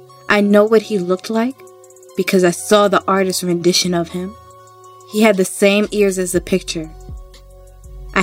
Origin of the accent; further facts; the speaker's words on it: New York, United States; I am from New York